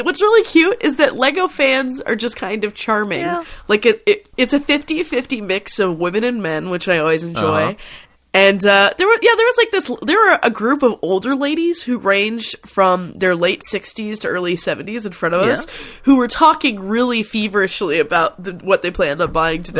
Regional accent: Fort Worth, Texas, United States; it's to my hometown of Fort Worth, Texas has a lot of really good museums

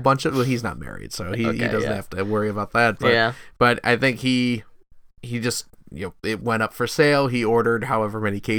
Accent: suburbs of Chicago, Illinois, United States; now in Portland, United States; I'm from the suburbs of Chicago

